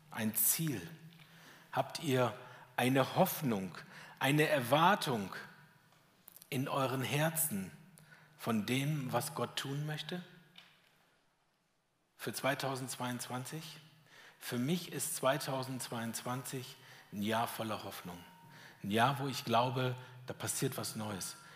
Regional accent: Schwäbisch Hall, Baden-Württemberg, Germany; Ich weiß, ich komme aus Schwäbisch Hall, das hört man, ne?

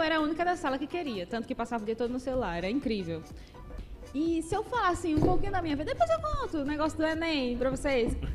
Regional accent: coastal metropolitan region of Paraíba, Brazil; Eu sou da região metropolitana do litoral aqui

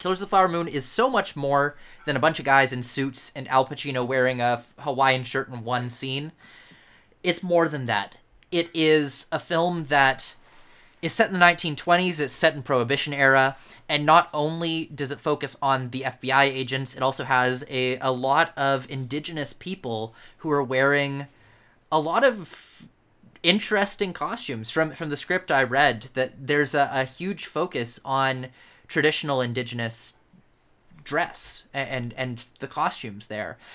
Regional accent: Canada; I am Canadian

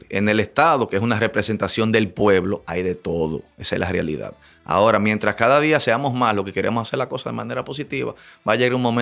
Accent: Dominican Republic; como dominicanos

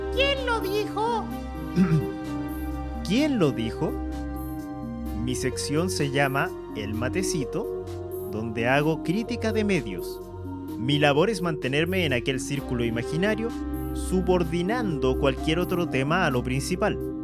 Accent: Chile; Soy chileno

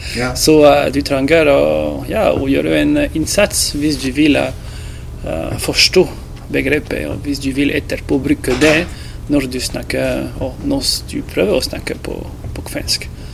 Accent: France; Norwegian is a second language; also born or lived in Rovaniemi, Finland / Alta, Norway; now in Tromsø, Norway; jeg er fra Frankrike.

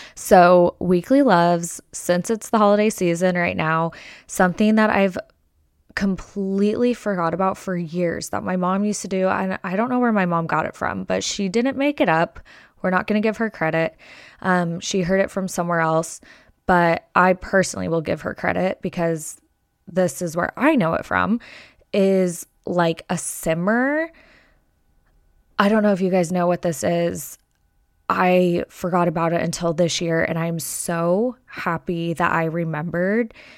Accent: Las Vegas, Nevada, United States; now in Arizona, United States; I am born and raised in Las Vegas, and I'm many generations deep from Las Vegas and from Nevada.

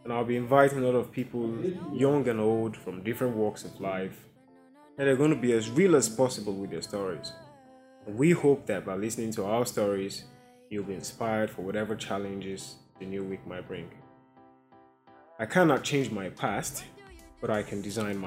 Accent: eastern Nigeria, Nigeria; I'm Nigerian, and I'm from the East Side, the Eastern Heartland to be precise

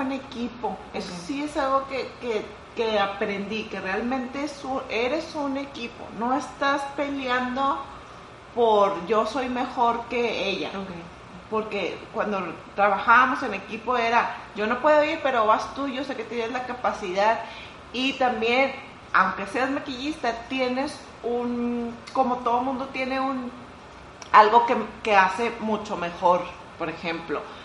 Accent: northern Mexico, Mexico; ser mexicana de verdad, de verdad para mí es un gran orgullo

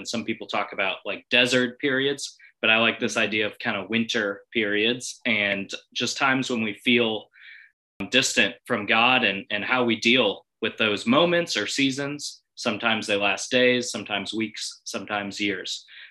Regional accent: Wisconsin, United States; moved away; also born or lived in Memphis, Tennessee; I grew up in Wisconsin and I understand what it's like to be in the cold, dark, dead of winter, because Wisconsin winters last like 9 months.

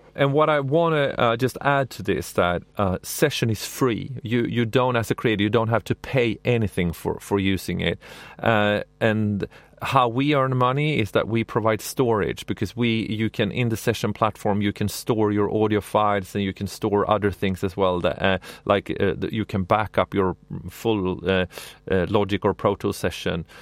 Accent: Sweden; I'm from Sweden

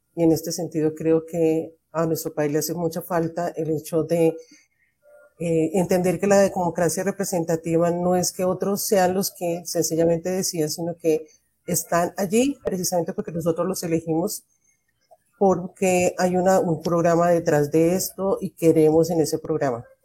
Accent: Colombia

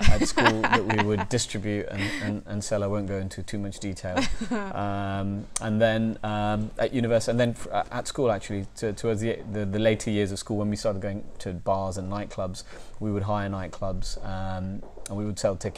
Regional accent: India; now in London, United Kingdom; I grew up in India, I was born in India, I grew up in India

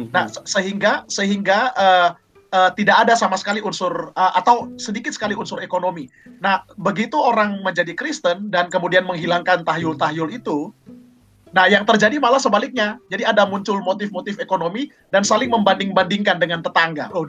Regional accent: South Sulawesi, Indonesia; karena saya kebetulan orang Toraja, Mbak.

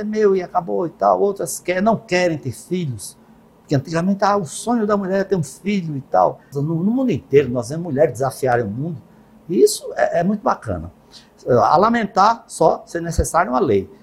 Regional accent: Northeast Region, Brazil; nós, no Nordeste

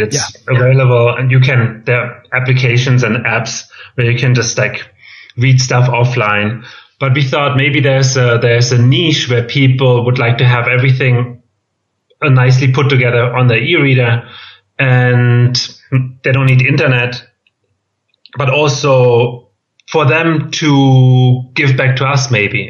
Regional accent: Germany; accent: German; English is a second language; moved away as an adult; also born or lived in Boston / Berlin / Valencia; I'm from Germany, as you can tell by my accent

